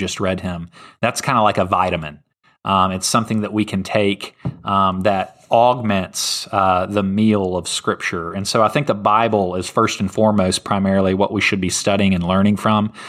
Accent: Germantown, Tennessee, United States; he was my pastor growing up in Germantown, Tennessee

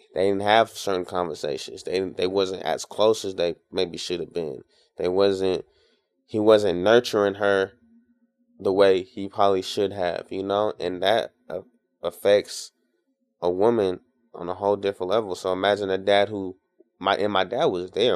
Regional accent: Tacoma, Washington, United States; now in Seattle, United States; I'm from Tacoma

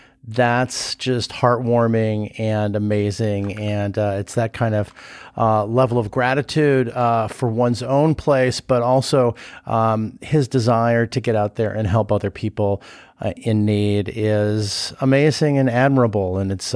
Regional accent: Venice, California, United States; one of my favorite places in the country to hang out in is going back to my hometown and hanging out in Venice

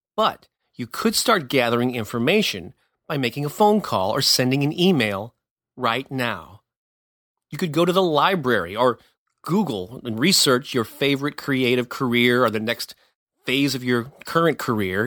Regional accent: St. Louis, Missouri, United States; I'd been publishing a local music newspaper for a few years in my hometown of Saint Louis

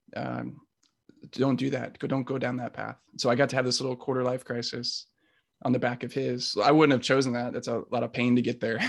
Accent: South Orange County, California, United States; I grew up in South Orange County

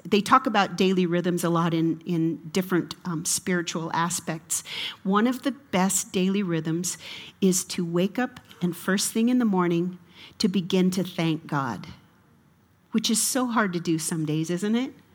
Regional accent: United States; I'm an American

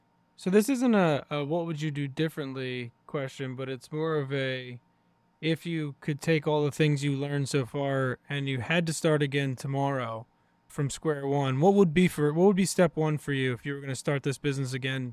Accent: New Kent, Virginia, United States; moved away; I'm from Virginia originally, where like, you know, deer and turkey season was like a religious holiday for everyone in my small town in New Kent, Virginia.

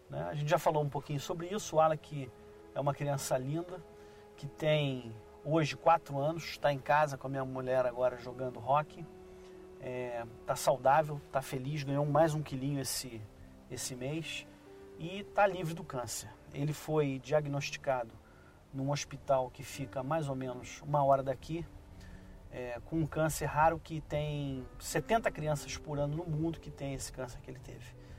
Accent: Brazil; eu, como brasileiro

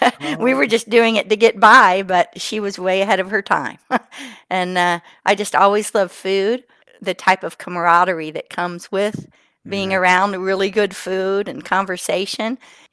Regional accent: South Carolina, United States; I'm from South Carolina, in case you can't tell from my accent.

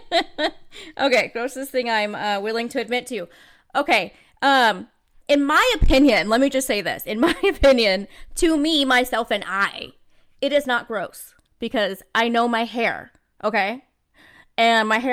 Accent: California, United States; now in Las Vegas, United States; I was born in California. I live in Las Vegas

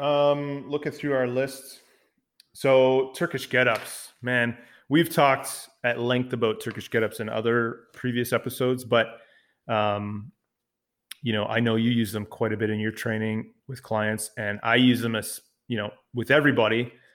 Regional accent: Canada; also born or lived in Ottawa, Ontario; I'm the Canadian part of the podcast duo

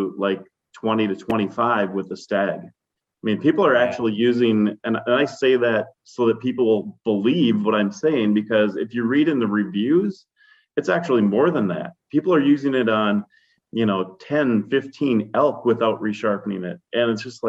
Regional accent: Wisconsin, United States; I'm from Wisconsin

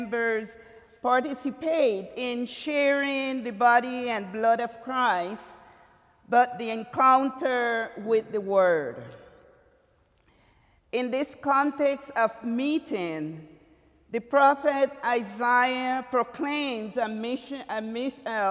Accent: Limón, Costa Rica; moved away; I'm from Costa Rica, and Puerto Limon, one of the province of the seven, that is. But Limon, where I were born and grew up with my parents, is a very small little town, very country.

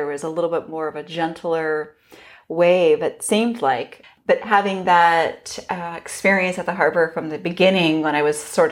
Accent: Los Gatos, California, United States; I grew up in Los Gatos, which is relatively close to Santa Cruz.

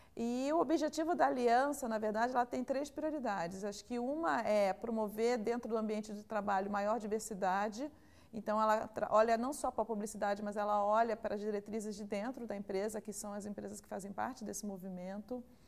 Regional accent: Rio de Janeiro, Brazil; moved away as an adult; now in São Paulo, Brazil; sou carioca, mas estou há 17 anos já em São Paulo

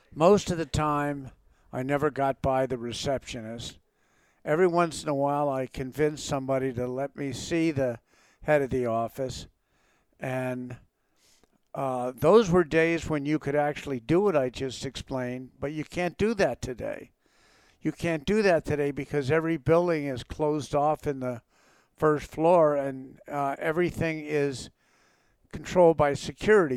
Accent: Montclair, New Jersey, United States; also born or lived in California; now in Idaho, United States; I grew up in Montclair, New Jersey

